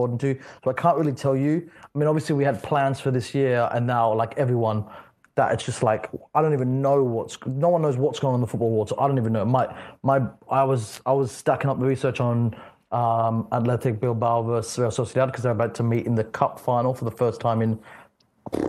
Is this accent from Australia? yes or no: yes; Australia; I'm from Australia